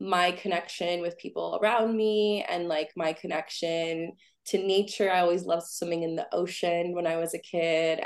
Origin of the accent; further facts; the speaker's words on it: San Francisco Bay Area, California, United States; I'm originally from the San Francisco Bay Area